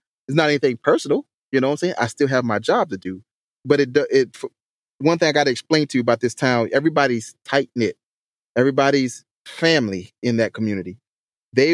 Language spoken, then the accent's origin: English; Hampton, South Carolina, United States; accent: country; Yes. That's my hometown. That's where I grew up at.